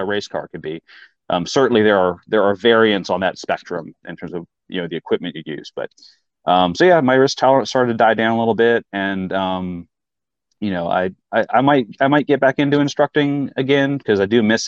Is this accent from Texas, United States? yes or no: yes; Fort Worth, Texas, United States; moved away as an adult; also born or lived in Charlottesville, Virginia; now in Virginia, United States; I was born in Charlottesville, but grew up in Fort Worth, Texas, fourth grade through high school.